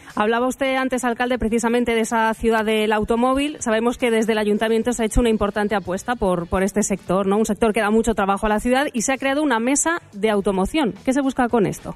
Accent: Valladolid, Castile and León, Spain; Yo soy de Las Delicias

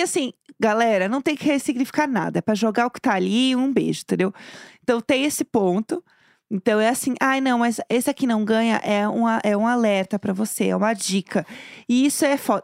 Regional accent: São Paulo, Brazil; A gente é de São Paulo

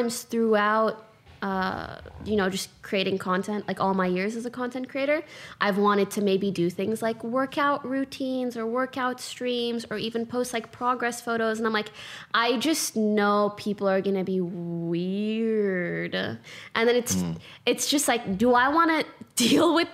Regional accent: Canada; I'm Canadian

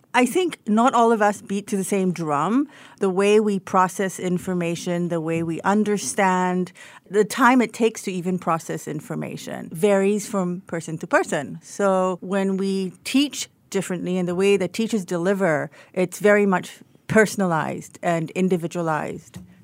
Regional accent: Singapore; moved away as an adult; also born or lived in Australia; third generation Singaporean. I don't look like one, but I am very much one.

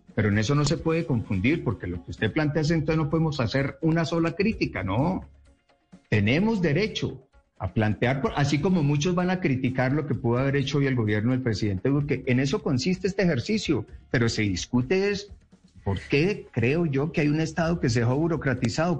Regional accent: Pensilvania, Caldas, Colombia; En mi pueblo, Pensilvania

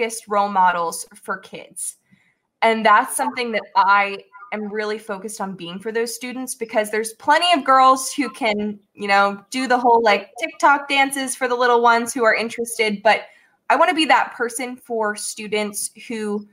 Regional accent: Newtown, Pennsylvania, United States; my journey in growing up in Newtown was a great one for me.

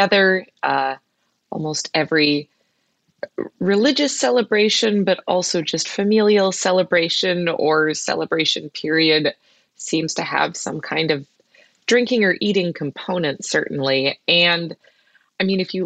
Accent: United States; moved away; also born or lived in Bangkok, Thailand; as an American coming from the, you know, home of this fast food franchise

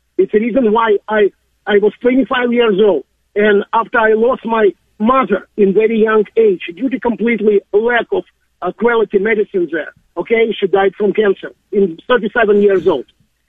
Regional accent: Russia; English is a second language; now in United States; and I arrived in the States in April 1990. And I'm a U.S. citizen since 1995. example of my home country, it's absolutely amazing.

